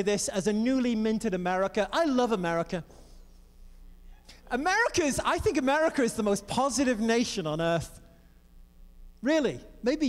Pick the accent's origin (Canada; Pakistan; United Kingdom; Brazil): United Kingdom; England; I grew up in the Assemblies of God in England